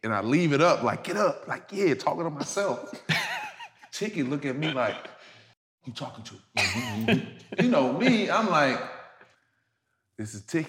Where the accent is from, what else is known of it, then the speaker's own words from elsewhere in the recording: Louisiana, United States; But, you know, it's just where I'm from Louisiana. So, you know, we bite out there.